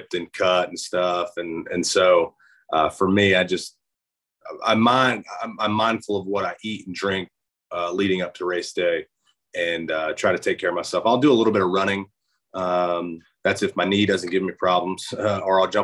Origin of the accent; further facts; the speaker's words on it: Charlotte, North Carolina, United States; also born or lived in Alabama; I was born in Alabama, but I moved to Charlotte, where I reside now, when I was 2 years old.